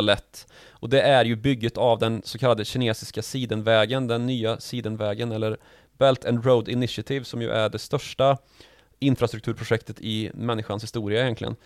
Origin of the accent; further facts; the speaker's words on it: Sweden; som svenskar